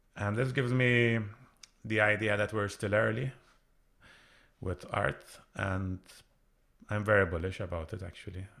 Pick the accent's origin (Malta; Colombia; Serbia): Malta; I come from Malta, which is where lots of gaming companies are based